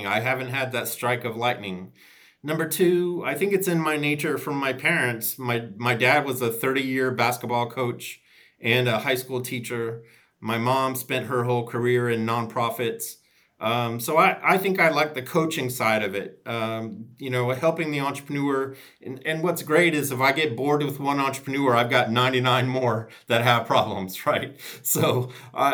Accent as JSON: {"language": "English", "town": "Chicago", "region": "Illinois", "country": "United States", "also_born_or_lived": "Wilmington, North Carolina", "moved": "yes", "lives_now": "Raleigh, United States", "said": "I'm an Irish kid from Chicago"}